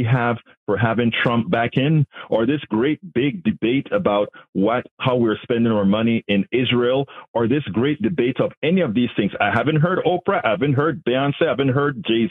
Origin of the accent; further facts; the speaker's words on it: Panama; now in United States; I'm from Panama